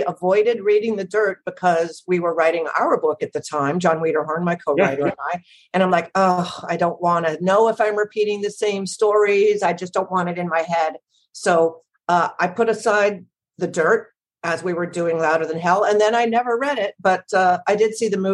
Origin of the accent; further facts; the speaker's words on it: Los Angeles, California, United States; I grew up in Los Angeles